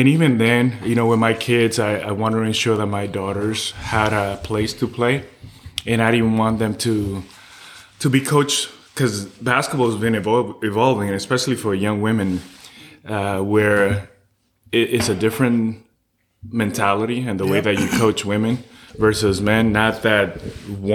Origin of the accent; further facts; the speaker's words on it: New York City, New York, United States; also born or lived in Dominican Republic; I'm originally from the East Coast, was born in Dominican Republic, moved to New York City